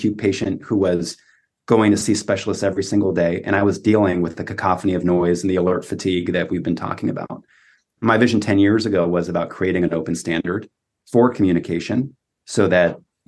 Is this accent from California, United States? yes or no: yes; California, United States; I mean, this is, you know, growing up in Silicon Valley, you give a patient a link